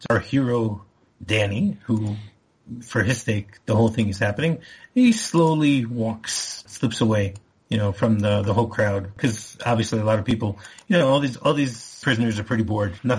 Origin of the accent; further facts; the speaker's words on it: Michigan, United States; I grew up in Michigan, so I am very familiar with the OUTs